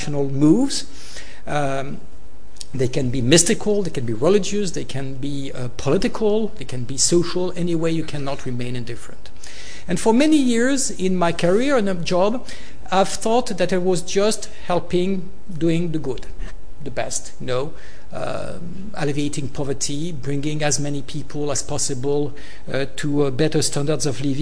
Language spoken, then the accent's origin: English; Côte d’Ivoire; moved away; I was born in Africa, in Ivory Coast. I was raised there